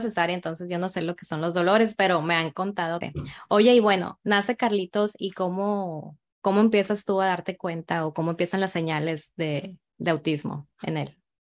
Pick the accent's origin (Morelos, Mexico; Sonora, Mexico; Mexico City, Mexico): Sonora, Mexico; Guaymas; soy de Guaymas, Sonora